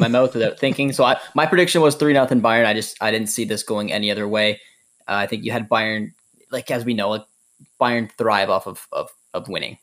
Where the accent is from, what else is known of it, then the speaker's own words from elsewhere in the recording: Canada; being Canadian and following the Canadian men's national team